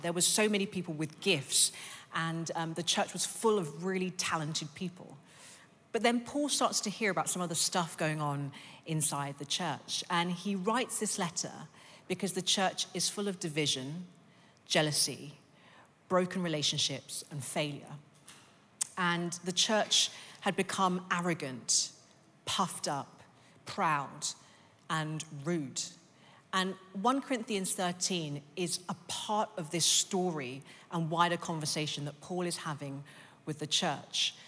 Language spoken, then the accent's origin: English; London, United Kingdom; I was born in East London, and then I grew up in North London